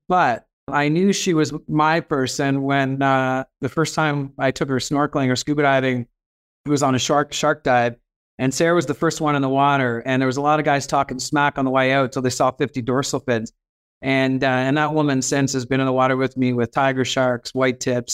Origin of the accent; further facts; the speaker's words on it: Halifax, Nova Scotia, Canada; also born or lived in New Brunswick; So I grew up in the Maritimes. I was born in New Brunswick